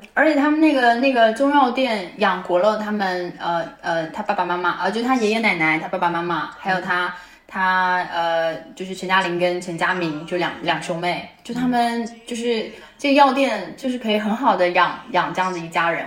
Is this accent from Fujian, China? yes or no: yes; Fujian, China; moved away; 为了老家福建其实很相像。虽然我不会说闽南话，但是我们家里面有人都说闽南话